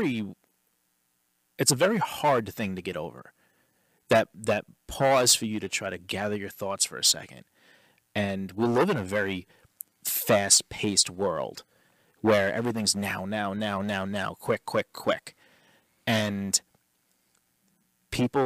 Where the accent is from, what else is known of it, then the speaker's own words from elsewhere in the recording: New York, United States; we're from New York